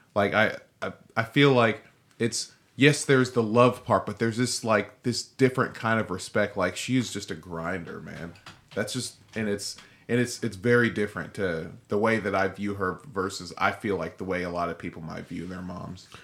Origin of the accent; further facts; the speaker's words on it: Nigeria; I'm Nigerian.